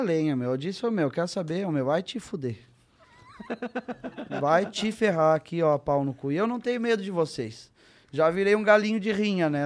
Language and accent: Portuguese; Santa Cruz do Sul, Rio Grande do Sul, Brazil; Eu cresci em Santa Cruz do Sul, Rio Grande do Sul.